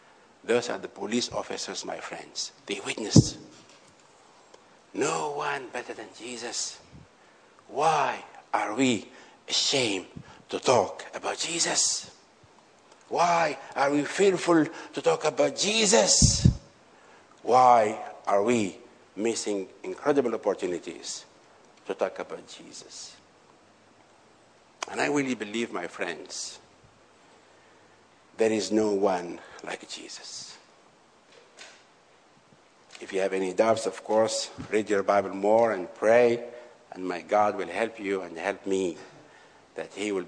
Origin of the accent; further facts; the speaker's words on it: Algeria; I went to renew his paper in Algeria. And because some of the policemen, they know me well in my hometown